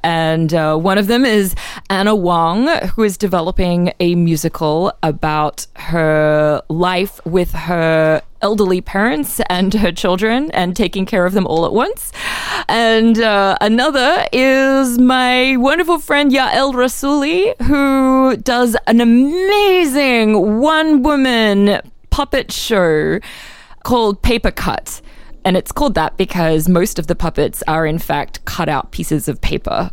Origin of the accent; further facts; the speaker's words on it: Australia; now in United States; in Australia